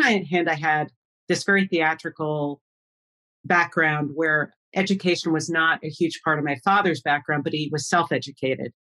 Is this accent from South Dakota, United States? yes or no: no; Long Island, New York, United States; I grew up on Long Island